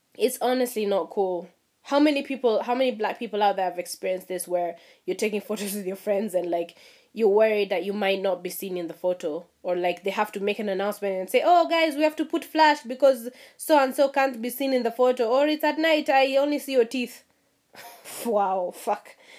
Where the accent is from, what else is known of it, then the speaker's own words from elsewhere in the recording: Mombasa, Mombasa County, Kenya; my experience was growing up in Mombasa